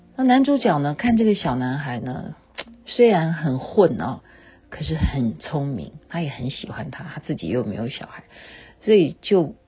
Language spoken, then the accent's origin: Chinese; Taiwan; 因为我是眷村长大的